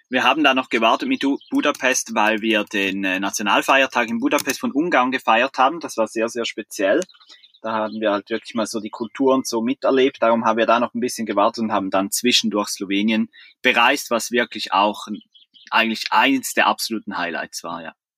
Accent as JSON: {"language": "German", "country": "Switzerland", "moved": "as an adult", "said": "wir sind aus der Schweiz"}